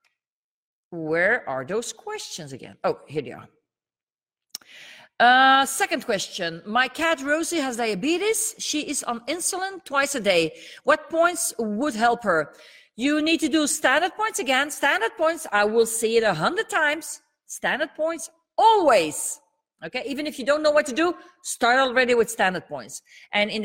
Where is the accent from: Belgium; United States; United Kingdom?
Belgium; first language Dutch; English is a second language; English is not my mother tongue. I'm from Belgium. and my mother tongue is Dutch.